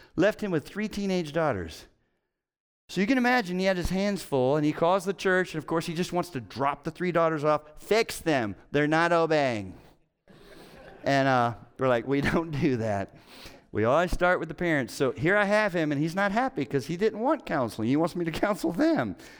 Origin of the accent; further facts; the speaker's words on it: Cincinnati, Ohio, United States; I'm from Cincinnati